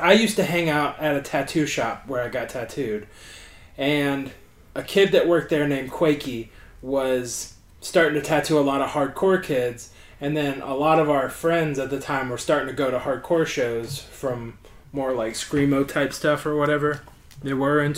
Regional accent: Pensacola, Florida, United States; I was raised in Pensacola and grew up here

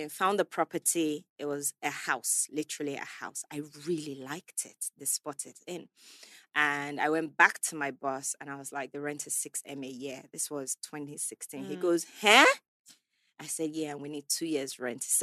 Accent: England, United Kingdom; moved away as an adult; now in Nigeria; Growing up in England

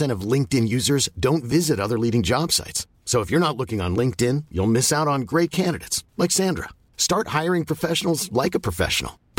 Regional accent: Azcapotzalco, Mexico City, Mexico; Voy camino a la fría Toluca. … de Azcapotzalco.

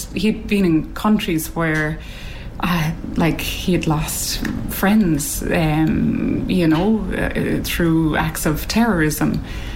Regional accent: Cork, Munster, Ireland; I'm from Cork.

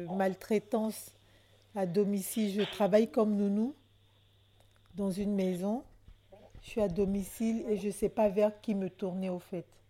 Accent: Côte d’Ivoire; moved away as an adult; now in France; je suis d'origine ivoirienne, je viens de la Côte d'Ivoire

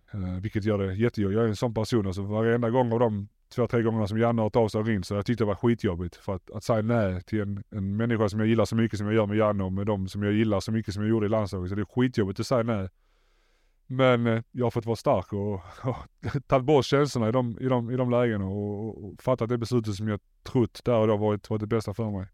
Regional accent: Malmö, Skåne, Sweden; moved away as an adult; also born or lived in England; jag är från Malmö

